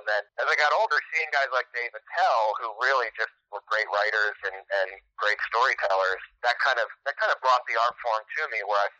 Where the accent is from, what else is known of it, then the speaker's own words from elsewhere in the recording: East Coast, United States; moved away as an adult; also born or lived in Midwest; now in Los Angeles, United States; growing up on the East Coast